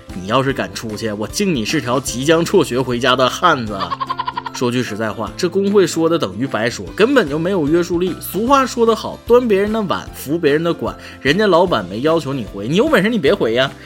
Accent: northern China, China; 我作为一个北方人

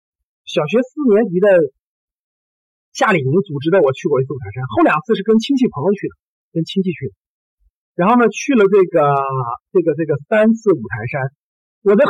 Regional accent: Taiyuan, Shanxi, China; 因为我我我我我我就是山西人嘛，在太原长大的。

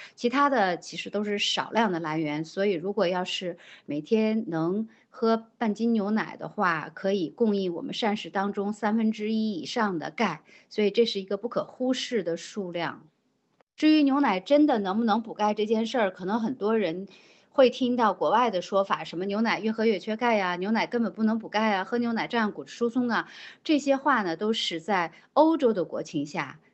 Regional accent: China; 我们中国人

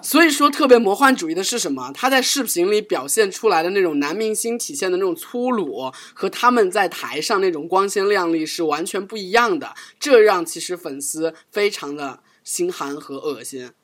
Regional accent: China; 我们中国人

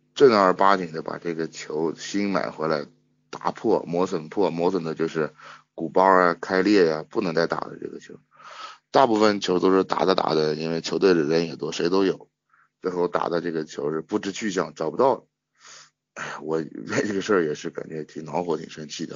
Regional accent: Shanxi, China; 我是山西的

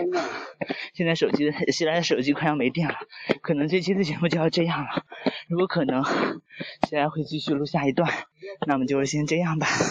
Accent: Shanxi, China; 我是山西人

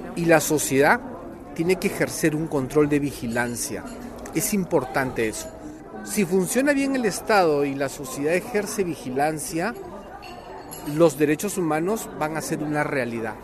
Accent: Peru; en mi país

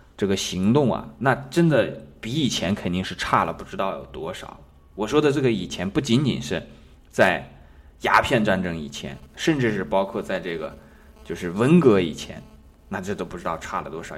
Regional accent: China; 比方说我们中国人的历史当中呢

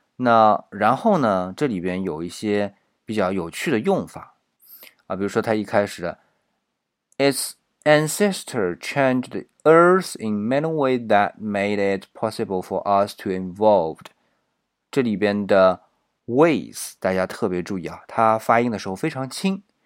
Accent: China; 我们中国人

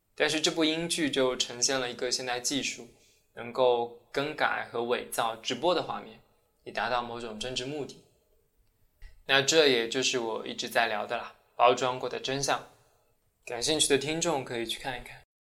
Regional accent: China; now in Sweden; 我其实作为一个中国人

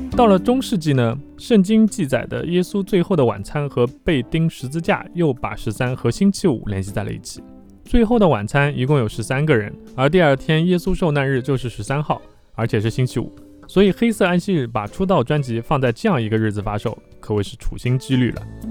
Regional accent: China; 因为我们中国人总是希望过年的时候能够喜庆一些

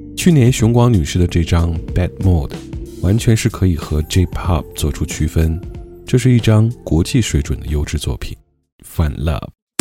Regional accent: China; 我们中国人

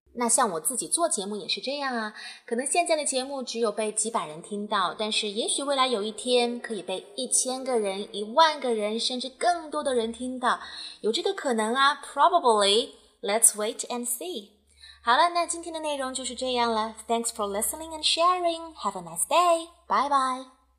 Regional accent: China; 这就是我们中国人的老话，积跬步以至千里。

